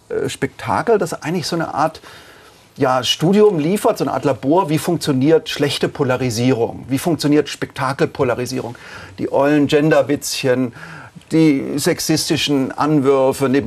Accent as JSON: {"language": "German", "town": "Tübingen", "region": "Baden-Württemberg", "country": "Germany", "said": "Natürlich argumentiere ich als ein schlecht verkappter Idealist. Ich komme aus Tübingen, darf ich"}